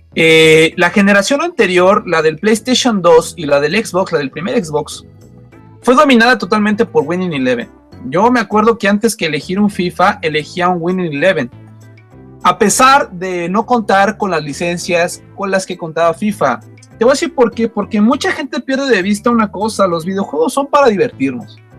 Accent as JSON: {"language": "Spanish", "region": "Mexico City", "country": "Mexico", "said": "De México, de aquí, del famoso estado del distrito del defectuoso, dirían por ahí, aquí en el DF."}